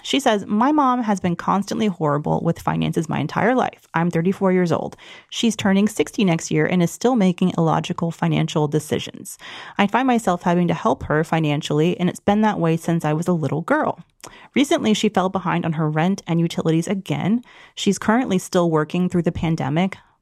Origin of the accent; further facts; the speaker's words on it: Georgia, United States; my home state